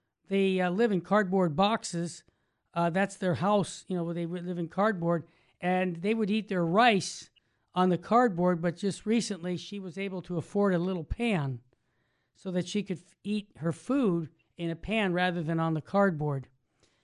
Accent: United States; we were all brought up in America

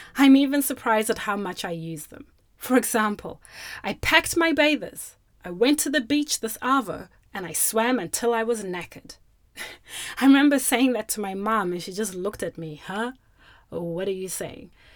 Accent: Zimbabwe; first language Shona; English is a second language; now in Australia; My first language, or my mother tongue from Zimbabwe, is Shona

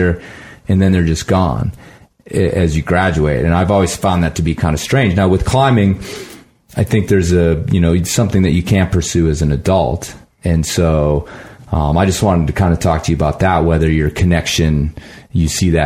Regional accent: Midwest, United States; now in Colorado, United States; I grew up in the Midwest

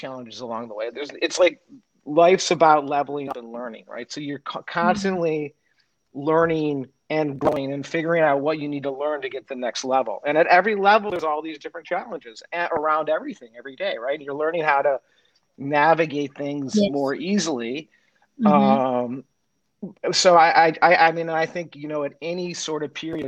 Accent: Detroit, Michigan, United States; moved away as an adult; also born or lived in Nashville / California; I grew up in Detroit

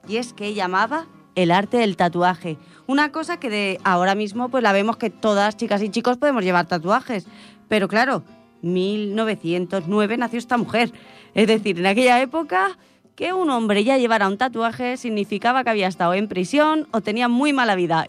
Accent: Cerdanyola del Vallès, Catalonia, Spain; soy de Sardañola

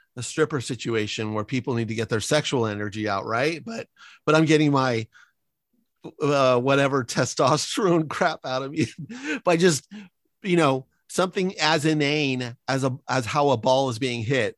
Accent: San Francisco, California, United States; moved away; also born or lived in Los Angeles area (implied); I live in enemy territory because I grew up in San Francisco

